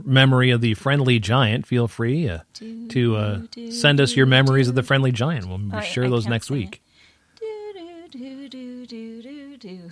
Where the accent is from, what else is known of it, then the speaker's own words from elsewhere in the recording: United States; I grew up in New York